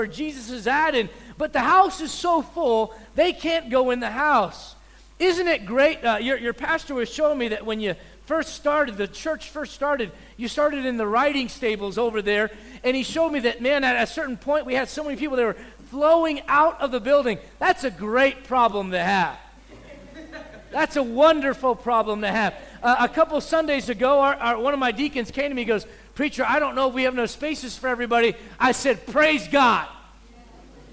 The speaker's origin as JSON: {"language": "English", "country": "United States", "also_born_or_lived": "South Africa", "said": "I'm an American in America"}